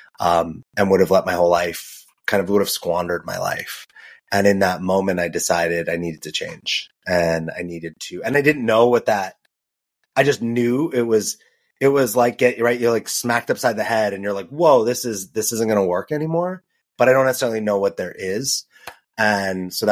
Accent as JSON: {"language": "English", "town": "Los Angeles", "region": "California", "country": "United States", "tie": "born or raised there", "also_born_or_lived": "New York", "moved": "yes", "said": "I grew up in Los Angeles. I lived in New York."}